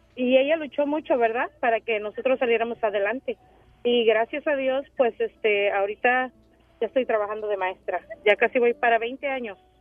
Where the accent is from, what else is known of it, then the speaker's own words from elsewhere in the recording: Mexico; now in United States; yo nací en México y mis padres, mi mamá se vino para acá